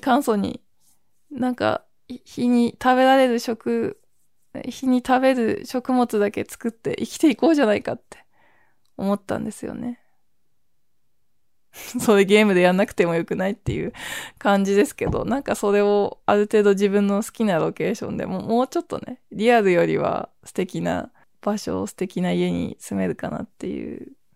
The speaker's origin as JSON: {"language": "Japanese", "area": "a headwater town in the north of Japan", "region": "northern Japan", "country": "Japan", "tie": "born or raised there", "moved": "yes", "lives_now": "Tokyo, Japan", "said": "私、水源の町の出身なんですよね"}